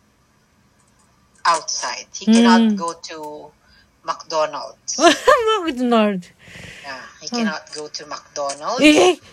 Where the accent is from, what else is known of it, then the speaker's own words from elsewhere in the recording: Manila, Metro Manila, Philippines; moved away as an adult; also born or lived in Philippine countryside; I was born and raised in Manila